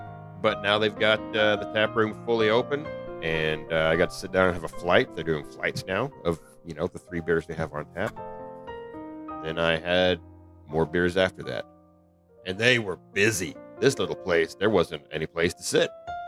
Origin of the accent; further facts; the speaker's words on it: the South, United States; I'm from the South.